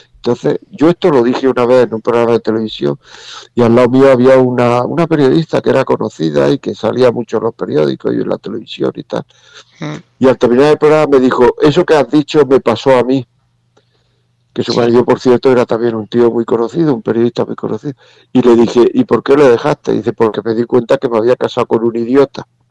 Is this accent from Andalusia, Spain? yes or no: yes; Granada, Andalusia, Spain; yo soy de Granada